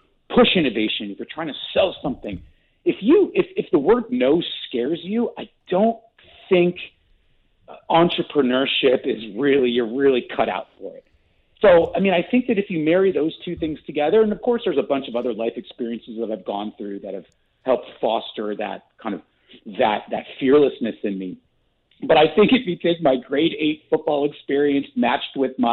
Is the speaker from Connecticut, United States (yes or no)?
no; Southern California, United States; moved away; also born or lived in Canada; I was born in Canada. I grew up in Southern California. I moved back to Canada